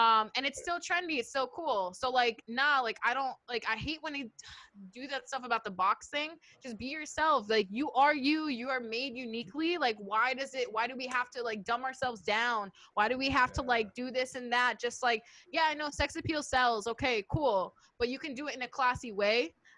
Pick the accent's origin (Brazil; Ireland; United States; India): United States; Bronx, New York; like just cause I'm from the Bronx doesn't mean I need to act like ratchet.